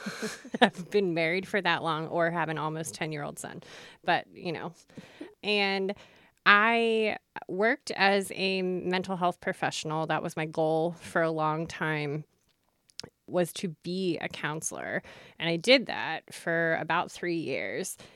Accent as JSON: {"language": "English", "town": "York", "region": "Pennsylvania", "country": "United States", "tie": "born or raised there", "also_born_or_lived": "Lancaster County, Pennsylvania", "said": "I grew up in York, Pennsylvania"}